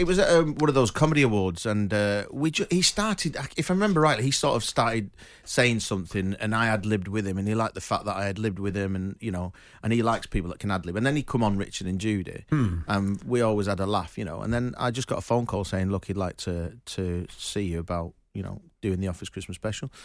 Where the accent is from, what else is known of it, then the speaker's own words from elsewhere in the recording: Manchester, North West England, United Kingdom; I'm from Manchester